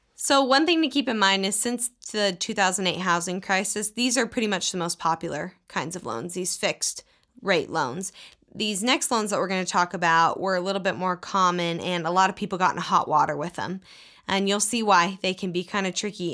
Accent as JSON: {"language": "English", "region": "Texas", "country": "United States", "tie": "born or raised there", "said": "I grew up in Texas"}